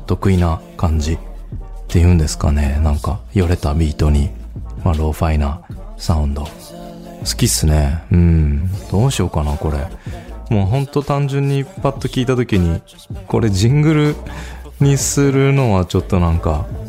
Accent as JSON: {"language": "Japanese", "town": "Nagato", "region": "Yamaguchi", "country": "Japan", "tie": "born or raised there", "said": "出身が山口県の長門市カつくっていう場所"}